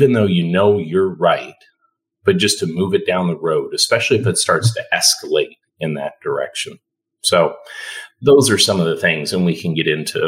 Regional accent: a couple hours north of Toronto, Ontario, Canada; moved away as an adult; also born or lived in Detroit, United States / Cleveland, United States; now in Texas, United States; I initially grew up in Canada, a couple hours north of Toronto

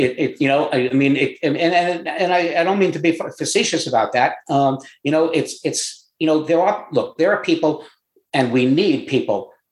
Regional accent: New York, United States; moved away as an adult; also born or lived in Florida; I grew up in New York

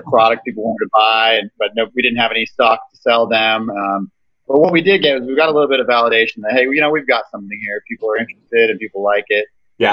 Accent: Kansas, United States; I'm an entrepreneur from Kansas, uh, based out of Wichita

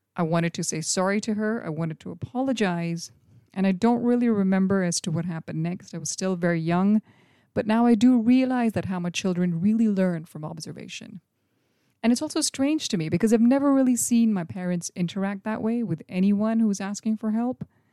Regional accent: India; When I was a little kid growing up in India in the late eighties or early nineties

